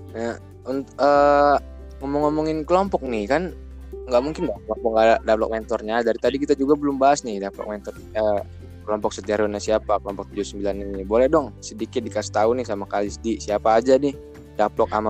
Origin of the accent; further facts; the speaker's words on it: Lampung, Indonesia; aku sendiri orang Lampung gitu jadi e, karena ITERA ini institut pertama negeri di Sumatera juga e, jadi aku milih yang deket aja gitu dari daerah aku